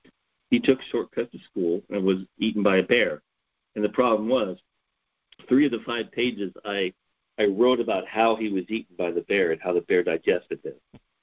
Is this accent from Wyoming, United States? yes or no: yes; Wyoming, United States; born there; So I was born in Wyoming. My family is from the Black Hills of South Dakota, so we're actually Black Hills pioneers, which means we can establish our family back before 1876 in the Black Hills.